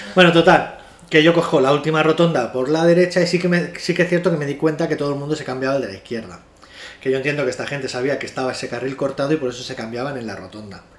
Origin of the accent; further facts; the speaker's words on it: Spain; Somos españoles